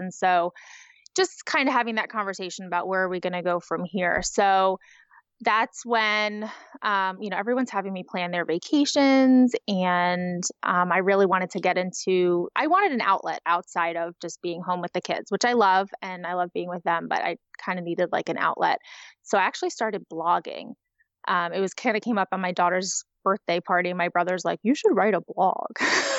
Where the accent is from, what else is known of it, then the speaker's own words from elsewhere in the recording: Pennsylvania, United States; I'm from Magical Memory Planners, as you said. I'm from the Pennsylvania area.